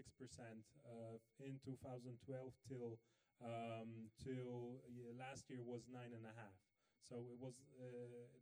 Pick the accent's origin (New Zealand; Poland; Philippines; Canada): Poland; I grew up in Poland in the 90s